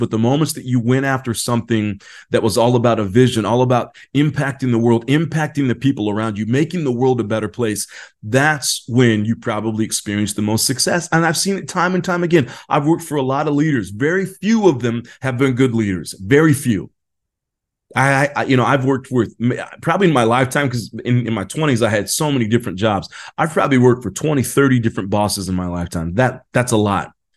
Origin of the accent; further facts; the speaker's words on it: California, United States; I am from California